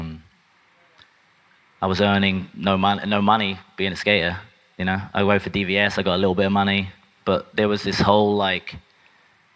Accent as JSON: {"language": "English", "region": "England", "country": "United Kingdom", "tie": "born or raised there", "said": "growing up in England"}